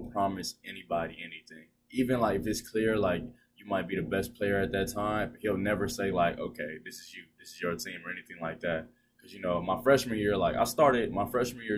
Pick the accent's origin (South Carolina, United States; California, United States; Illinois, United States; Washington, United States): South Carolina, United States; Columbia; moved away; I'm from Columbia, South Carolina, born and raised